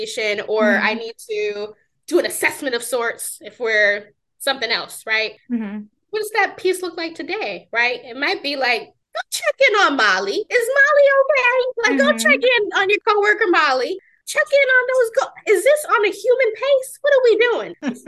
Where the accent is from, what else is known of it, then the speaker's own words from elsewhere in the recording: New York, United States; I'm from New York